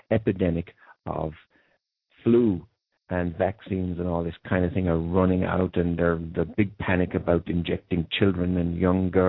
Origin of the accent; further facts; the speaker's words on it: Ireland; you'll certainly gather from my accent, I come from Ireland, which is the land of fairies.